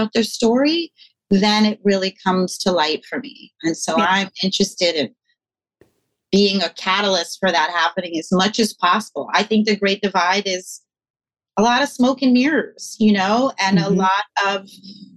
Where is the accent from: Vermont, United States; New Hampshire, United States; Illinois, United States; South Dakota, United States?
Vermont, United States; also born or lived in New York City / Brooklyn; now in Los Angeles, United States; I grew up Quaker in Vermont, so I grew up with like all white people